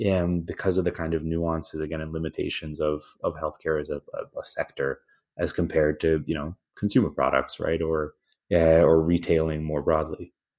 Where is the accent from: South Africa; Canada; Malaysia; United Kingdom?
Canada; now in United States; I'm originally Canadian, yeah, you know, grew up in a public healthcare system